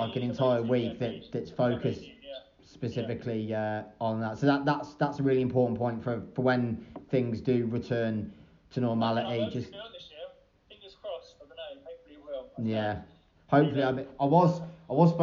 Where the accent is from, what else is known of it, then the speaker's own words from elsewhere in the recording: Shrewsbury, West Midlands, United Kingdom; moved away; when I was growing up in Shrewsbury